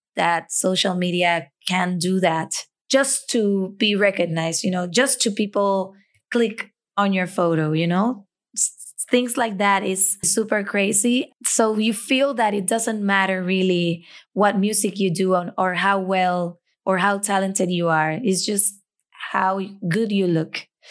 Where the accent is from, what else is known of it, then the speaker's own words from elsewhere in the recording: Puerto Rico; as a Puerto Rican